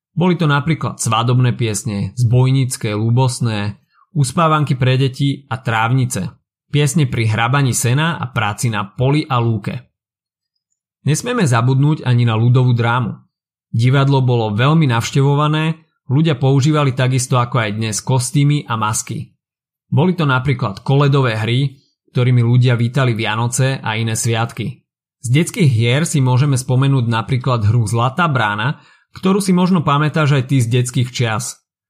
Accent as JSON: {"language": "Slovak", "country": "Slovakia", "said": "Náš folklór je niečo, na čo sme ako Slováci mimoriadne hrdí."}